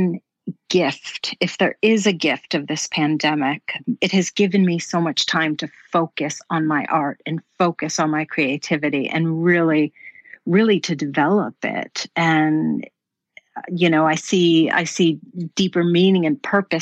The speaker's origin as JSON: {"language": "English", "region": "Florida", "country": "United States", "tie": "born or raised there", "also_born_or_lived": "New York", "moved": "as an adult", "lives_now": "Stockholm, Sweden", "said": "I'm from Florida, born in New York, raised in Florida, and I moved to Sweden about 20 years ago"}